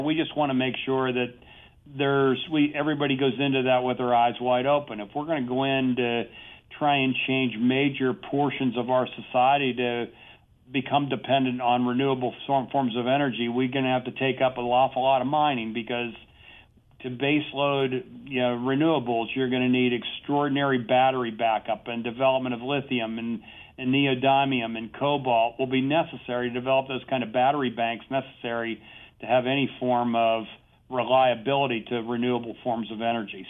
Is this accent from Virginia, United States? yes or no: no; Pennsylvania, United States; my home state of Pennsylvania